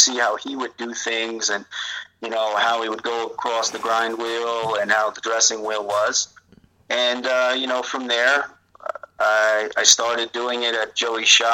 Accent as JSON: {"language": "English", "town": "New Rochelle", "region": "New York", "country": "United States", "tie": "born or raised there", "said": "as a kid growing up in New Rochelle"}